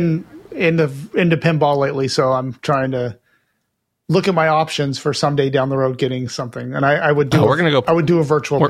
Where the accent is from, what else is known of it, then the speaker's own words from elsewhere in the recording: United States; because I'm American, I like the guns.